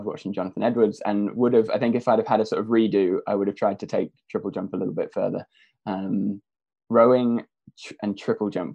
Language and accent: English; Norfolk, East of England, United Kingdom; I was from Norfolk originally, and my dad was my tennis coach. So grew up with a sort of racket in my hand from very early on